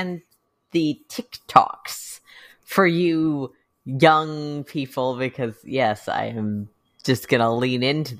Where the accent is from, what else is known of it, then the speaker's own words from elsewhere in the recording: United States; I'm an American